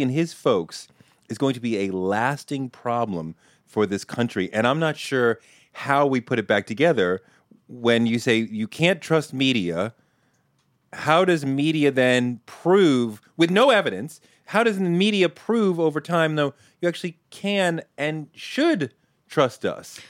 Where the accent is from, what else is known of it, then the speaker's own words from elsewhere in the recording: Boston, Massachusetts, United States; I grew up in Boston